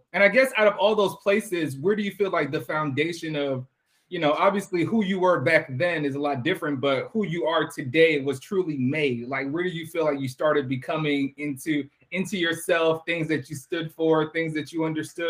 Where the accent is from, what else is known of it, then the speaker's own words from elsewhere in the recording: Queens, New York, United States; born there; also born or lived in Atlanta; I was born in Queens, New York.